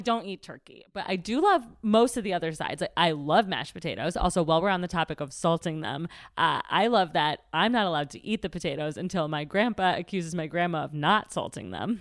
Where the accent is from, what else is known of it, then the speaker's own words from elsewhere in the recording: Middle America, Midwest, United States; I'm from Middle America